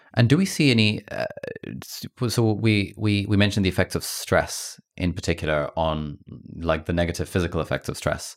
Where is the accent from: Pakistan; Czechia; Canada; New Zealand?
Pakistan; I'm from Pakistan